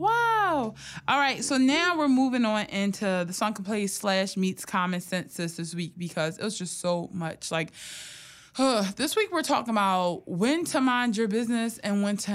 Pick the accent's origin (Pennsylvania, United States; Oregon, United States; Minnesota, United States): Pennsylvania, United States; Philadelphia; I'm from right there. I have family on Diamond Street